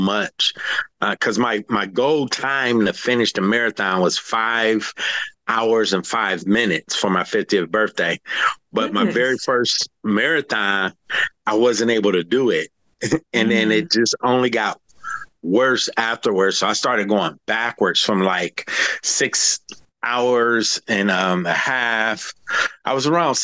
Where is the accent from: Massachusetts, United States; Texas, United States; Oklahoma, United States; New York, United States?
Texas, United States; Houston; I'm from Houston